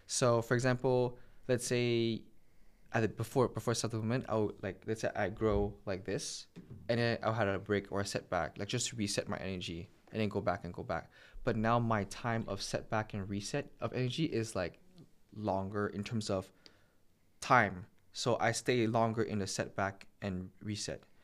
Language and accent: English; Montreal, Quebec, Canada; I'm from Montreal. I was born and raised in Montreal